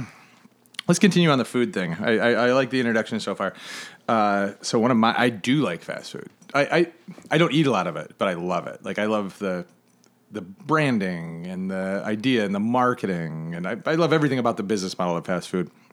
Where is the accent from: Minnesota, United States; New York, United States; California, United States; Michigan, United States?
Michigan, United States; Flint; now in Charleston, United States; I grew up in Northern Michigan.